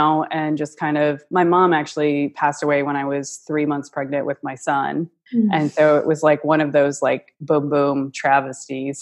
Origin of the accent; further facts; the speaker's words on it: Buffalo, New York, United States; moved away; We're originally from Buffalo